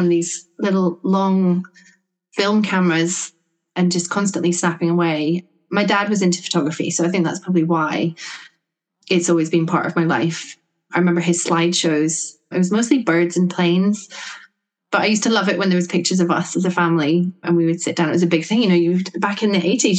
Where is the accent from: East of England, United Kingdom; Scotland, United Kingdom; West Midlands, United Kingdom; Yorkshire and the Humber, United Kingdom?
Scotland, United Kingdom; now in Sussex, United Kingdom; I'm based in Sussex, right down the bottom of the UK, but I grew up in Scotland